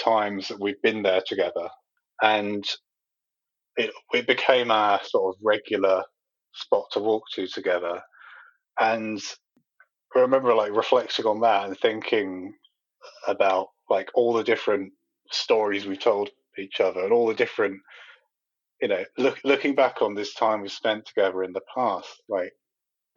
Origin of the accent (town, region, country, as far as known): Medway, South East England, United Kingdom; born or raised there